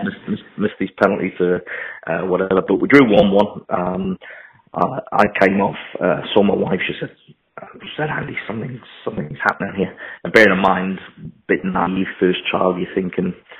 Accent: Newcastle upon Tyne, North East England, United Kingdom; as a kid growing up in Newcastle

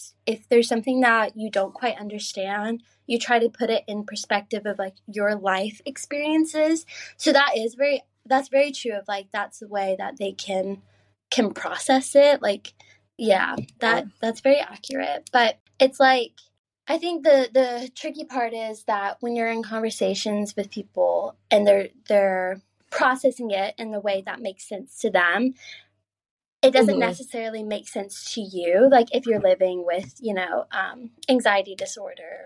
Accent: Georgia, United States; moved away as an adult; also born or lived in Maine; now in Edinburgh, United Kingdom; I grew up in the South

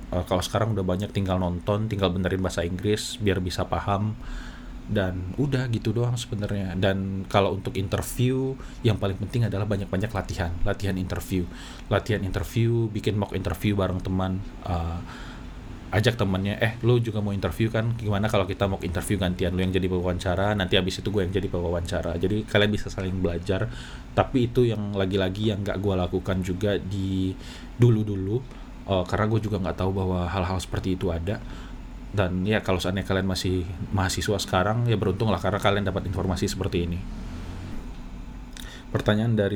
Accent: Padang, West Sumatra, Indonesia; accent: Padang; gue berpikir bahwa aksen gue aneh gue dari Padang takut ada aksen Padangnya tapi setelah gue pikir-pikir ya udahlah emang aslinya Padang ya apa boleh buat uh, pasti akan ada aksen Padang

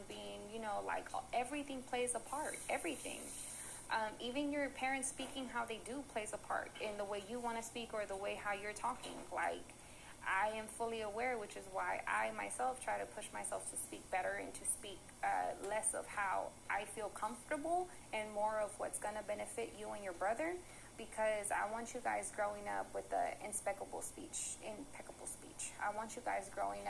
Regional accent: Richmond, United States; first language Spanish; English is a second language; I was looked at as you a Richmond girl. You a hood girl.

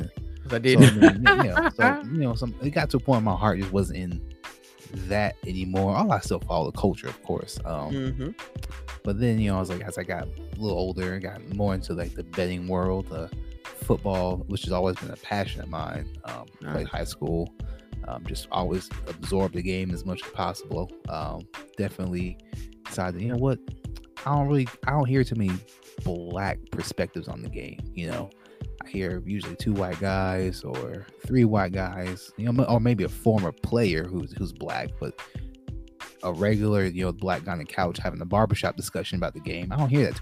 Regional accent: Atlanta, Georgia, United States; I'm from Atlanta, Georgia

